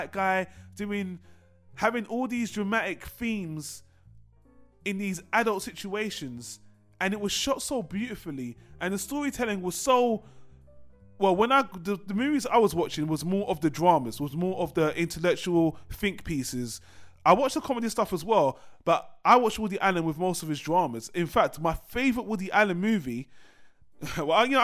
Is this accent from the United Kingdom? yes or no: yes; United Kingdom; I'm British